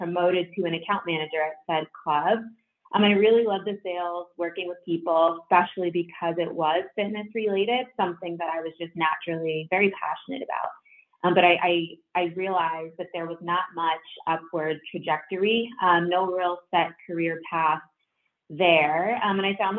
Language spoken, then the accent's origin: English; Boston, Massachusetts, United States; I am from Massachusetts, the Boston area